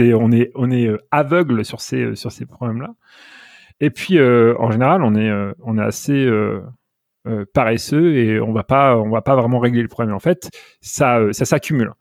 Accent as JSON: {"language": "French", "region": "Normandy", "country": "France", "also_born_or_lived": "Paris, France / Netherlands", "moved": "as an adult", "lives_now": "United States", "said": "je suis originaire de Normandie."}